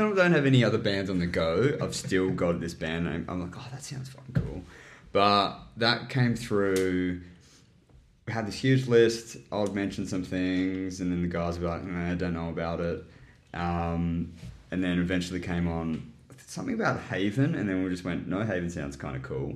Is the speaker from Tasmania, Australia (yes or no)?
yes; Tasmania, Australia; moved away as an adult; I'm initially from Tassie as well as Alex and Angus